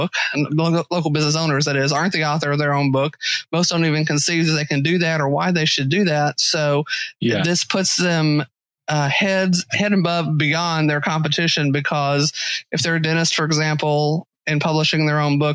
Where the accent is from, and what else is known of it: Texas, United States; accent: Texas; also born or lived in Western Massachusetts